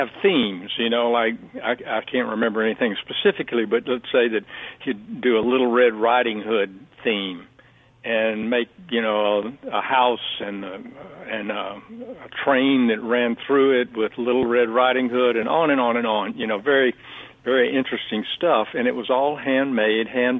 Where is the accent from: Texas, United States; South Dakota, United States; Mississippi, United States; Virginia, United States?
Mississippi, United States; Hattiesburg; moved away as an adult; also born or lived in Alabama / Washington, D.C. / Paris; now in New York, United States; I was born in Hattiesburg, but then the family moved over to Alabama for a while and then came back to Hattiesburg